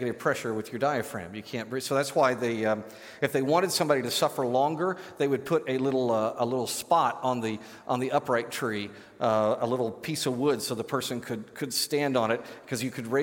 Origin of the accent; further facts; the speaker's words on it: Great Plains of the United States, United States; As a kid growing up on the Great Plains of the United States